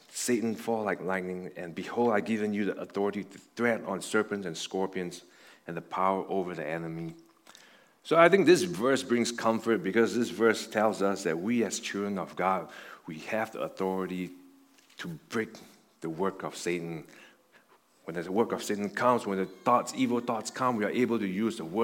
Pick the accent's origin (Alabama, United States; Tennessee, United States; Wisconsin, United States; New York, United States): New York, United States; Buffalo; It's like some of you guys know, like I came from Buffalo. And in Buffalo, there's Niagara Falls there.